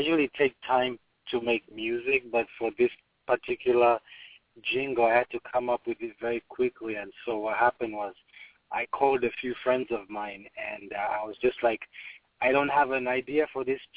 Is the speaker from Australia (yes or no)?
no; Uganda; moved away; I'm from Uganda.